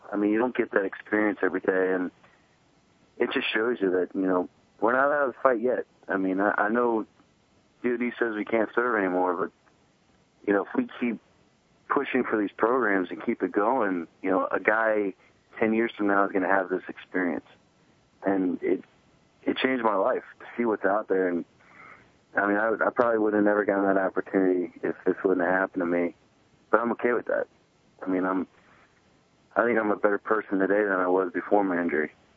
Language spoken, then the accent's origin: English; Fredericksburg, Virginia, United States; I grew up in Fredericksburg, Virginia, which is right by the Rapidan and Rappahannock River